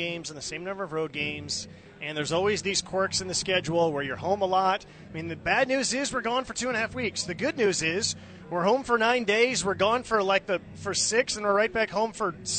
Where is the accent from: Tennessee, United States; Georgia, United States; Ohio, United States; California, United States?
California, United States; Bay Area; when I was growing up in the Bay Area